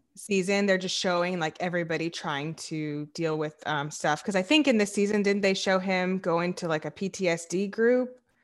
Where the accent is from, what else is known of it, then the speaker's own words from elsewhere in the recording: the South, United States; I'm from the South